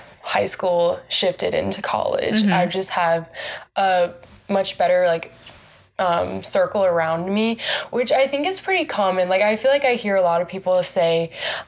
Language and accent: English; Raleigh, North Carolina, United States; moved away as an adult; now in Waco, United States; I'm from North Carolina. I'm from Raleigh, which I love. I love my hometown